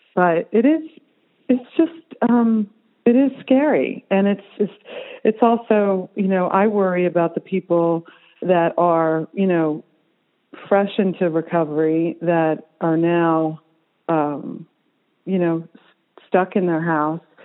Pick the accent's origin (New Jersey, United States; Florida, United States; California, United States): New Jersey, United States; moved away; growing up in New Jersey